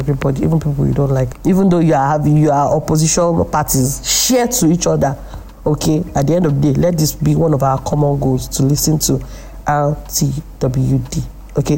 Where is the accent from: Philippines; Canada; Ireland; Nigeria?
Nigeria; here in Nigeria